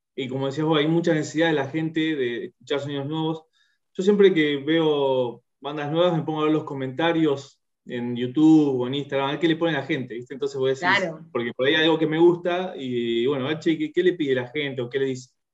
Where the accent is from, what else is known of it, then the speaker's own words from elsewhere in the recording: Bahía Blanca, Buenos Aires Province, Argentina; moved away as an adult; also born or lived in Sarmiento, Chubut; now in Neuquén, Argentina; estoy viviendo en Neuquén, en Neuquén Capital, soy de Bahía Blanca, pero ya hace, yo hace un tiempo largo, ya hace 15 años me fui de Bahía